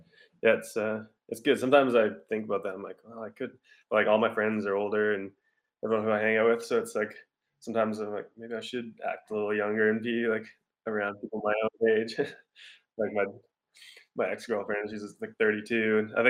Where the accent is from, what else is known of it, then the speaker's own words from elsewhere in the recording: Nelson, British Columbia, Canada; I'm from Nelson, BC. Been living there my whole life.